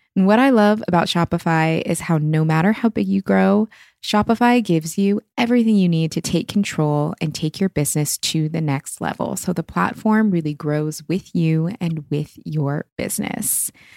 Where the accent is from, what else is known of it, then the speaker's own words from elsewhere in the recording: Pacific Northwest, United States; I'm from the Pacific Northwest